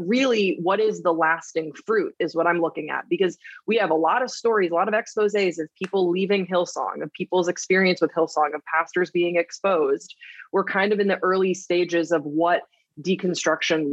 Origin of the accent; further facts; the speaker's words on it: Waterloo, Wallonia, Belgium; moved away; I grew up in Waterloo, Belgium.